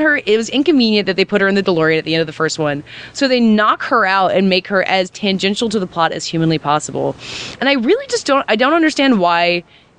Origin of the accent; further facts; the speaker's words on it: Aiken, South Carolina, United States; moved away as an adult; also born or lived in Connecticut; I grew up in South Carolina, went to college in Connecticut